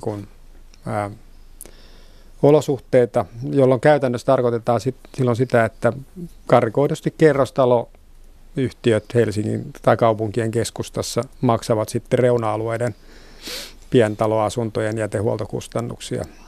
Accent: Vantaa, Uusimaa, Finland; Vantaan kotiseutuni

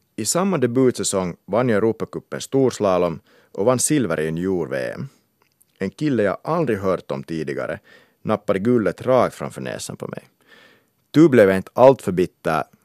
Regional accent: Kauniainen, Uusimaa, Finland; moved away; also born or lived in England; Jag är finlandssvensk från Grankulla

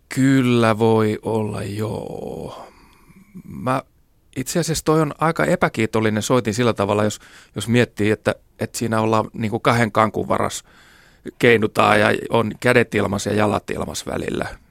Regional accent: Kauhajoki, South Ostrobothnia, Finland; Pieni paikkakunta Kauhajoki, mistä mäkin olen kotoisin

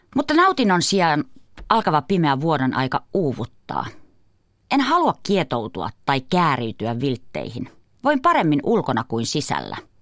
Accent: Kuusamo, North Ostrobothnia, Finland; moved away; Olen kotoisin Kuusamosta, napapiirin eteläpuolelta.

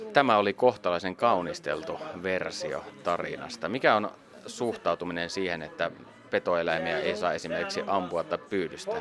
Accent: Savonia, Finland; minun kotikonnullani Savossa.

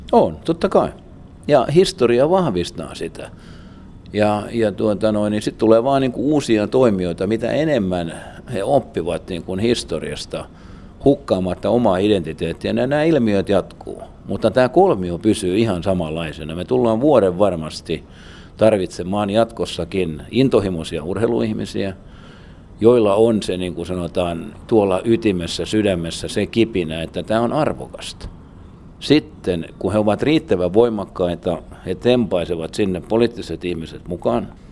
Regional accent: Turku, Southwest Finland, Finland; moved away as an adult; also born or lived in North America

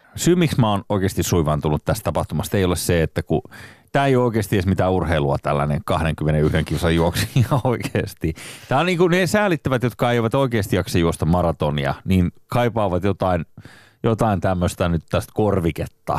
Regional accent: Turku, Southwest Finland, Finland; mä oon syntynyt Turussa.

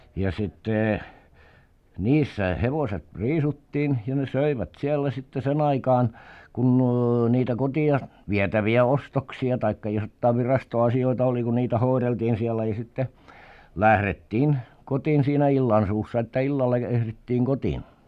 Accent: Southwest Finland, Finland; Varsinais-Suomessa kotipuolessa

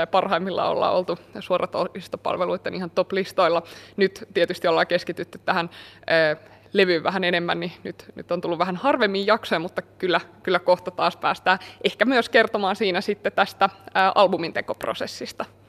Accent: Kymenlaakso, Finland; mä oon kotoisin täältä

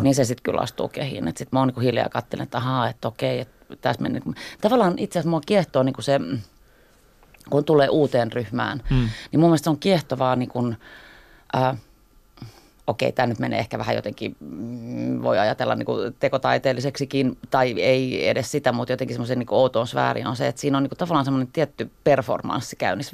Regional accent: Helsinki, Uusimaa, Finland; Mä oon ihan Helsingistä kotoisin.

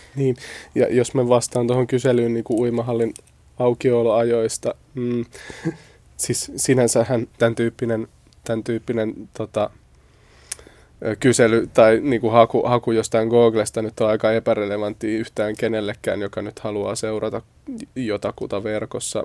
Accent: Espoo, Uusimaa, Finland; mä itse tuun siis Espoosta

